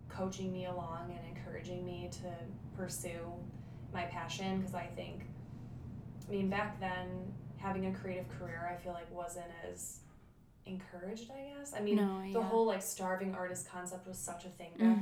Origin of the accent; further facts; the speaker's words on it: Bay Village, Ohio, United States; I grew up in Bay Village